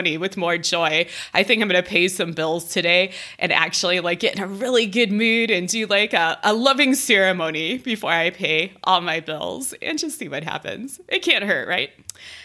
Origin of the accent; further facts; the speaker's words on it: Ohio, United States; now in Colorado, United States; I have this Midwestern family. I'm from Ohio